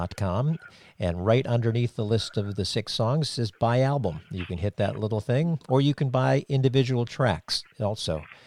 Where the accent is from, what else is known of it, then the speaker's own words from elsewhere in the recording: Cape Cod, Massachusetts, United States; moved away as an adult; I grew up on Cape Cod